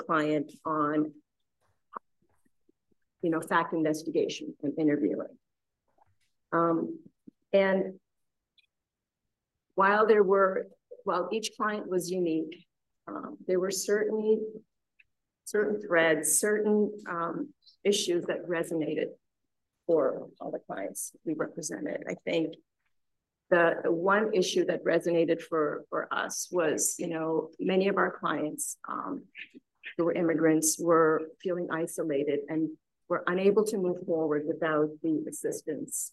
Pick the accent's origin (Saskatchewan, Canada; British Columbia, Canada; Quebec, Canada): Saskatchewan, Canada; also born or lived in India; I was born in India. I was there till I was 8. And then I grew up in Saskatchewan in Canada.